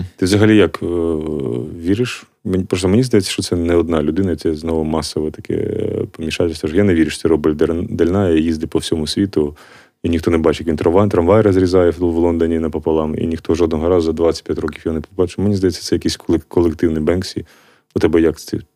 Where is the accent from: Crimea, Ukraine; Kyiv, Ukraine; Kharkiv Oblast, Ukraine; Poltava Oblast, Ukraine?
Kharkiv Oblast, Ukraine; Kharkiv; moved away as an adult; now in Drohobych, Ukraine; я сам з Харкова, але зараз під час війни я приїхав в Дрогобич